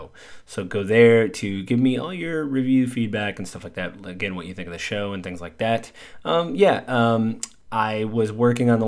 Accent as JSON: {"language": "English", "country": "United States", "said": "being American"}